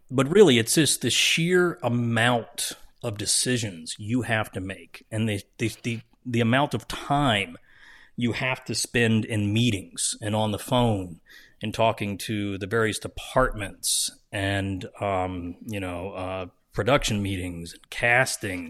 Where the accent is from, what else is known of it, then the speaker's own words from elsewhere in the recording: New Jersey, United States; I'm from Jersey